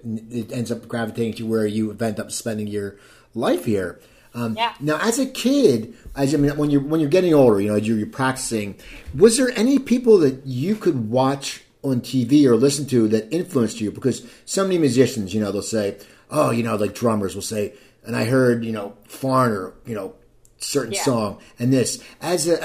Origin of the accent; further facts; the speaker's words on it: Cherry Hill, New Jersey, United States; I'm from Cherry Hill